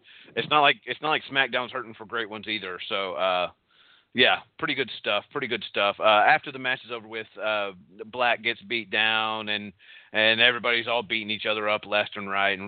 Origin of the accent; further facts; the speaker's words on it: Texas, United States; accent: Texas; My Texas accent can go a little bit deeper, and I could talk like this.